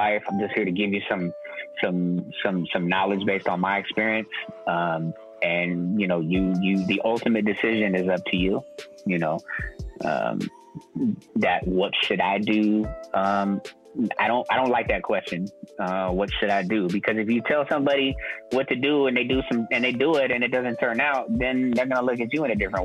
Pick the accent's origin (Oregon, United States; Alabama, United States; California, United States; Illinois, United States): California, United States; East Bay; now in San Francisco, United States; I was born in the East Bay